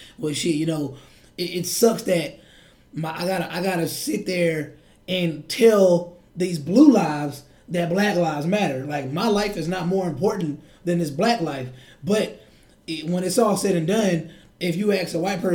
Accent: United States; I'm American born

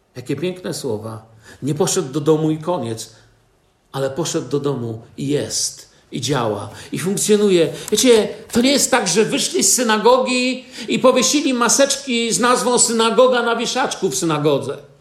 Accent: Poland; wychowałem się na osiedlu Wojska Polskiego

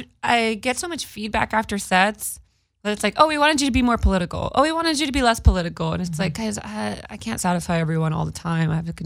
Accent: Modesto, California, United States; now in Los Angeles, United States; headlining in my hometown on January 25th. You're from Modesto. I know, yeah. 209 till I die.

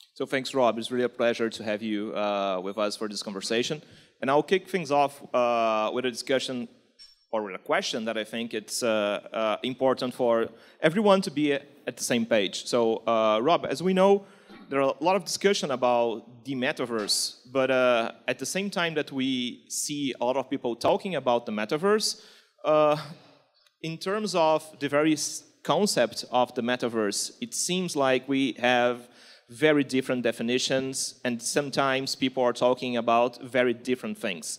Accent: Rio de Janeiro, Brazil; accent: Carioca; English is a second language; my Carioca accent

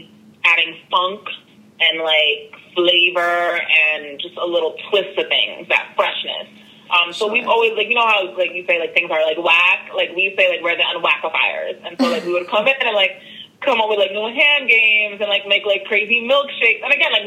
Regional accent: Brooklyn, New York, United States; And especially like in the saying, like growing up in Brooklyn and then playing tennis and just really navigating all of these different spaces, it just broadens your horizons

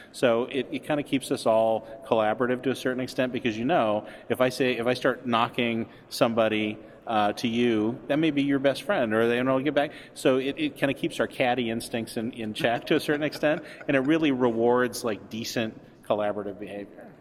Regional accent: Montana, United States; moved away as an adult; now in Chicago, United States; I'm from Montana, and I came out here in part because of Second City uh, in the '80s, and came out, went to school at Northwestern

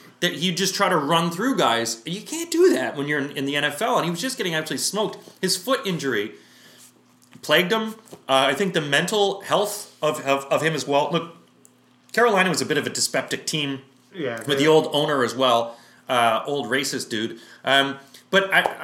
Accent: Canada; as a Canadian

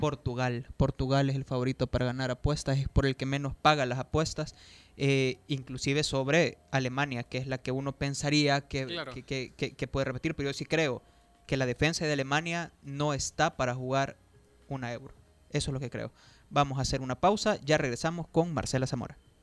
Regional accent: El Salvador; a los salvadoreños debería de importarnos

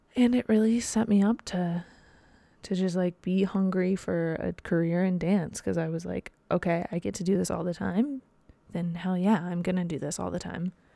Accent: Dayton, Ohio, United States; moved away as an adult; also born or lived in Slippery Rock, Pennsylvania / New York City; I grew up in Dayton, Ohio. That's in Southwest Ohio

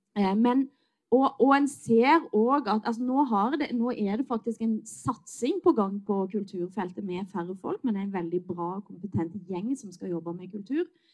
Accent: Western Norway, Norway; Jeg er vestlending

